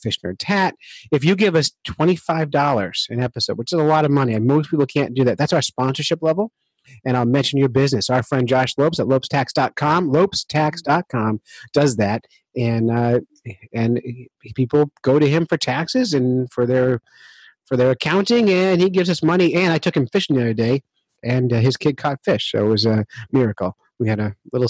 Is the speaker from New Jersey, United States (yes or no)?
yes; Camden, New Jersey, United States; now in New Hampshire, United States; I'm from Camden, New Jersey